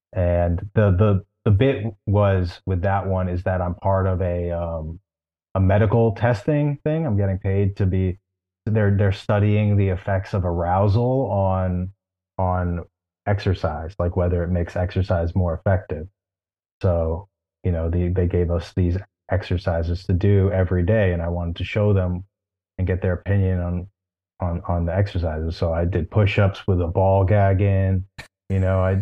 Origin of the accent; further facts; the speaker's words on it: Westchester, New York, United States; now in New York City, United States; I'm from the suburbs of New York City, mostly Westchester, New York